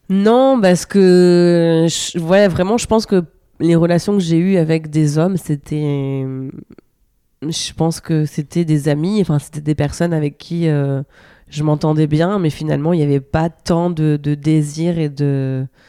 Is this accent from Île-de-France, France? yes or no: no; Normandy, France; j'ai grandi en Normandie dans la campagne